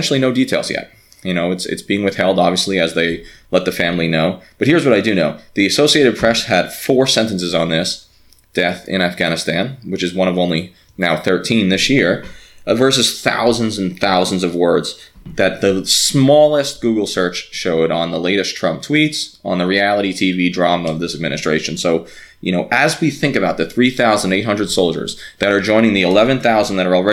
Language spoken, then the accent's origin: English; New York, United States; moved away; I'm a New Yorker, and so I guess an honorary Jersey person